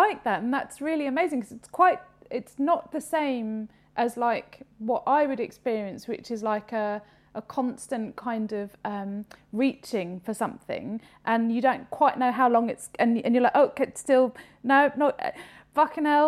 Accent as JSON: {"language": "English", "country": "United Kingdom", "said": "we're British"}